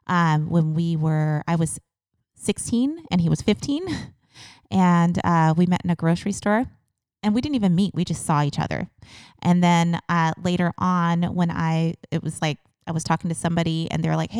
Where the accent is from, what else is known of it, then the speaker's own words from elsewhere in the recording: Seattle, Washington, United States; moved away as an adult; also born or lived in Texas / Cincinnati area; now in Cincinnati, United States; born and raised in the Seattle area